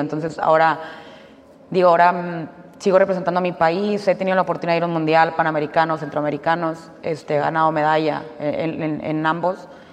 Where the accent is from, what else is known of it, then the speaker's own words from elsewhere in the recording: Mexico; yo siendo como mexicana